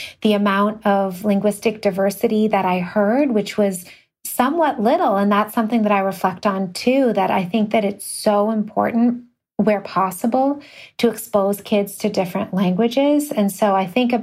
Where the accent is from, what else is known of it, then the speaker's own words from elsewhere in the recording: Connecticut, United States; also born or lived in New York; I grew up in New York a little bit, but a lot of mostly in Connecticut